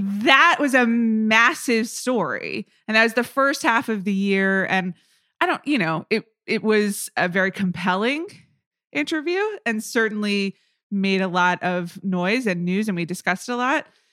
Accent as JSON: {"language": "English", "town": "Atlanta", "region": "Georgia", "country": "United States", "tie": "born or raised there", "said": "growing up in Atlanta, as a young child"}